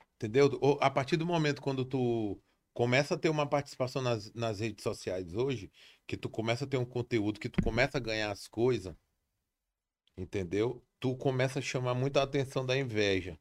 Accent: Brazil; tudo começou ali na Coab

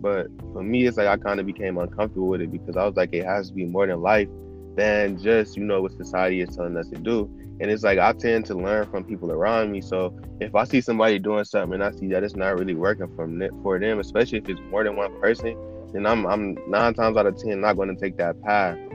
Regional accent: Cleveland, Ohio, United States; I'm 21. I'm from Cleveland.

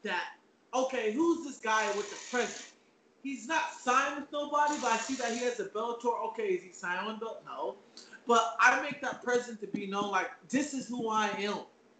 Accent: Alameda, California, United States; I'm from the Bay Area. Alameda is where I'm from. Oakland Arena is my spot.

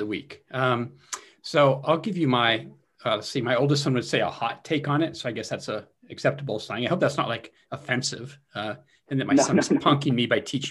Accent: California, United States; moved away as an adult; also born or lived in Wisconsin; now in Connecticut, United States; I grew up in California

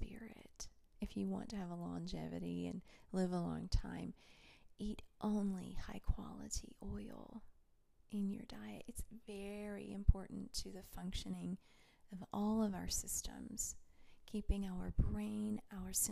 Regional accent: Tennessee, United States; moved away; I grew up in Tennessee

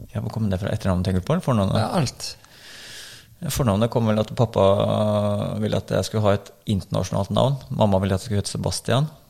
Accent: Bærum, Akershus, Norway; also born or lived in Oslo; jeg er født i Oslo, og så vokste opp i Bærum

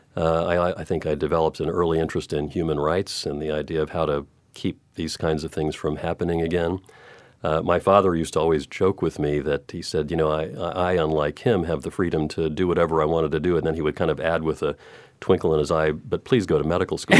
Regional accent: Texas, United States; moved away; I grew up in Texas

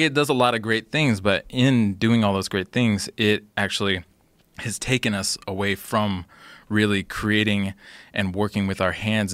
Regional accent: Olympia, Washington, United States; in my hometown of Olympia

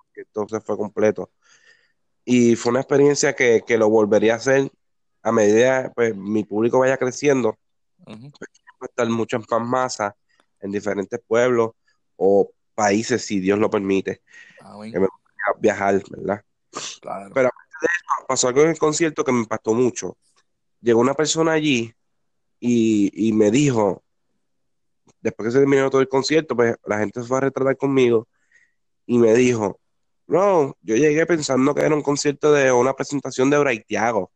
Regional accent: Peñuelas, Puerto Rico; moved away as an adult; now in Ponce, Puerto Rico; Yo me mudé ahora para Ponce, pero yo era de Peñuela.

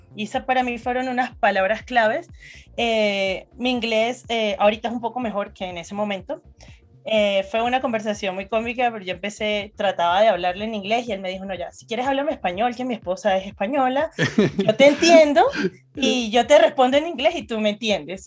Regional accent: Venezuela; moved away as an adult; now in Colombia; Yo, orgullosamente venezolana. Nací en Venezuela y hace seis años dejé mi país

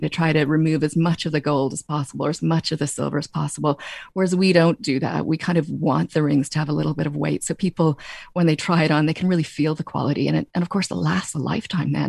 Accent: Canada; moved away as an adult; now in Ireland; my twang is that I grew up in Canada, but my mom came back to Ireland in ninety-three

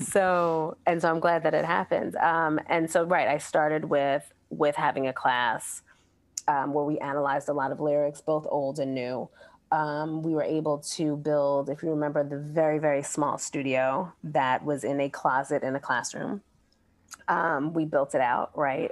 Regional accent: Brooklyn, New York, United States; moved away as an adult; also born or lived in New Orleans; growing up in Brooklyn

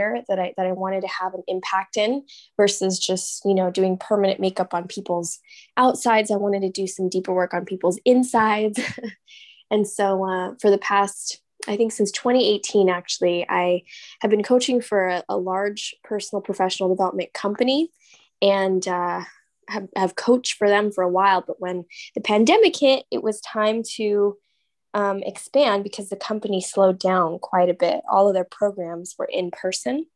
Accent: San Diego, California, United States; moved away as an adult; now in Austin, United States; I'm actually born and raised in San Diego, California. That's like my hometown

